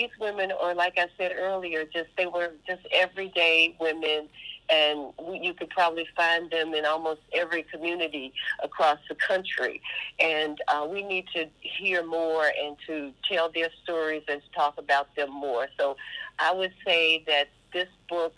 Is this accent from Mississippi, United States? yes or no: yes; Yalobusha County, Mississippi, United States; moved away; my hometown and from the county